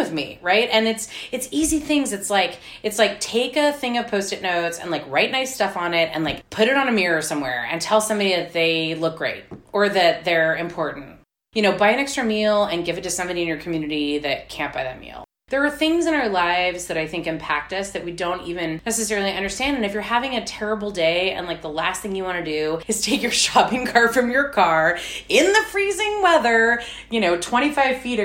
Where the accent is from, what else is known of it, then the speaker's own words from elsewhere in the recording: McAllen, Texas, United States; now in Austin, United States; I'm from South Texas, and my grandfather is a dry cleaner